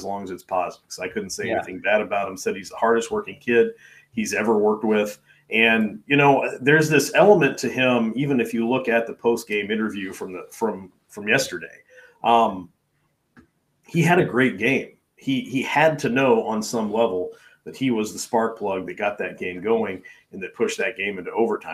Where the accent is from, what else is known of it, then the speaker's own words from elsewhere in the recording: Kentucky, United States; my hometown in Kentucky, which has like 1,450.